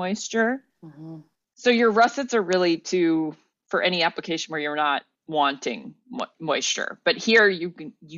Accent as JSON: {"language": "English", "country": "United States", "said": "As an American"}